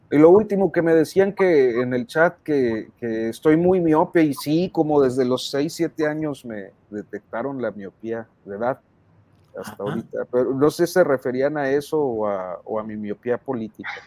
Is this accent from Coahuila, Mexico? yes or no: yes; Saltillo, Coahuila, Mexico; yo soy de Saltillo